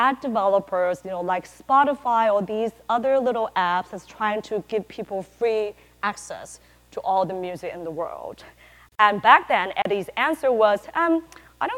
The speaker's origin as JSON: {"language": "English", "country": "Taiwan", "also_born_or_lived": "California", "moved": "as an adult", "said": "I'm originally from Taiwan"}